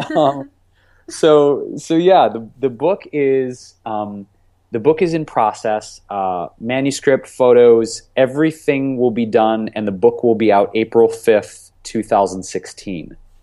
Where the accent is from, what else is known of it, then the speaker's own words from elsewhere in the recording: Detroit, Michigan, United States; growing up in Detroit